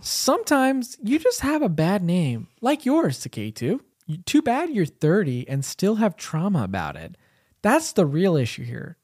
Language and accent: English; United States; also born or lived in India; I grew up in America because I was, I was, I, I came here when I was, like, three and a half